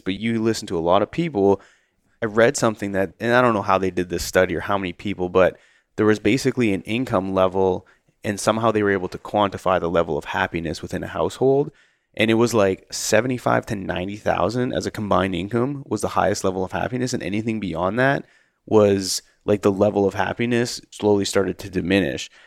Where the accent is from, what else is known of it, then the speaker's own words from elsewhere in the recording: Canada; growing up in Canada